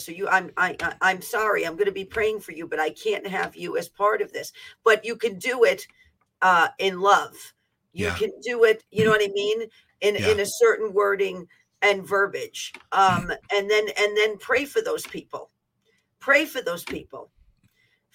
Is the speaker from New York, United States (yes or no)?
yes; New York City, New York, United States; I'm from the Bronx